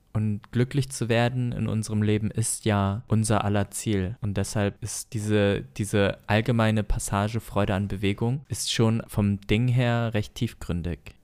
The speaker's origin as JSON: {"language": "German", "country": "Germany", "said": "wir eh gerade als Deutsche weniger in die Kirche gehen"}